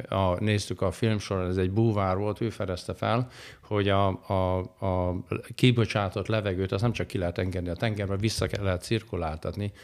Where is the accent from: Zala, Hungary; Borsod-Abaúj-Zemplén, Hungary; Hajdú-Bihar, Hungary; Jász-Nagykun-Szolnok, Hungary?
Borsod-Abaúj-Zemplén, Hungary; Kazincbarcika; Én valahol Borsodban nőttem fel, Kazinc Barcikán, Felső Barcikán